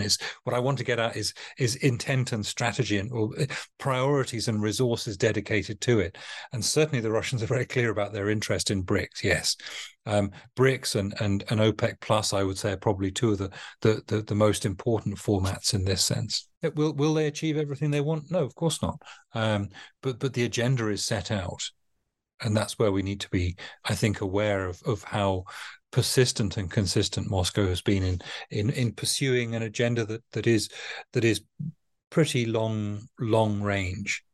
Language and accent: English; United Kingdom; a Brit that thinks of, of, of maritime power as integral to our, our culture